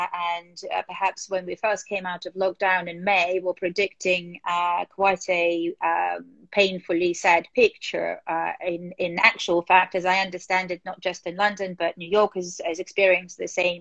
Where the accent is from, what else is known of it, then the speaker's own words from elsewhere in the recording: Moscow, Russia; moved away as an adult; now in United Kingdom; growing up in Moscow